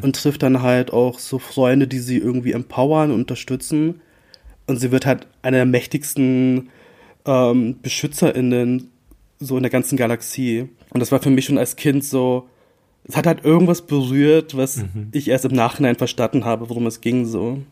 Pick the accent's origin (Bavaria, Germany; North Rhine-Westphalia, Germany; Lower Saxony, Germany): Lower Saxony, Germany; about an hour from Bremen; also born or lived in Philippines; Ich bin tatsächlich, ich glaub, so eine Stunde von Bremen aufgewachsen in Niedersachsen